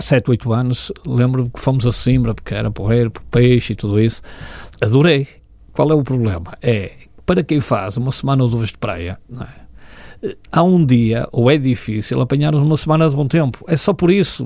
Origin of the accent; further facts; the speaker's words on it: Porto, Norte, Portugal; Nasci em Miragaia, na freguesia de Miragaia.